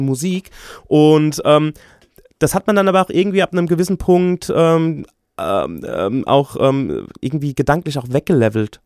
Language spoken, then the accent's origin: German; Aschaffenburg, Bavaria, Germany; ich bin in Aschaffenburg beziehungsweise im Umland groß geworden